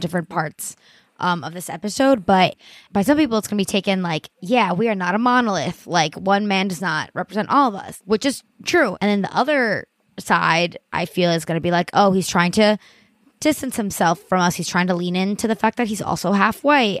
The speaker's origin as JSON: {"language": "English", "country": "Colombia", "moved": "yes", "lives_now": "New York, United States", "said": "I'm Hispanic. I'm from Colombia. Us Latinos, we're a very religious people."}